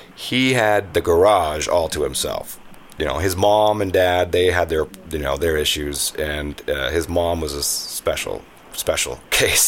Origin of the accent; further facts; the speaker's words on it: Tacoma, Washington, United States; I'm from Tacoma